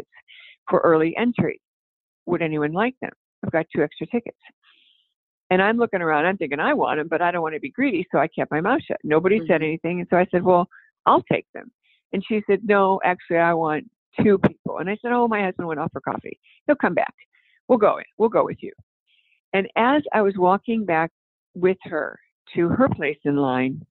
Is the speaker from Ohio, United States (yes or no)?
yes; Ohio, United States; moved away; when we were in the greenhouse business back in Ohio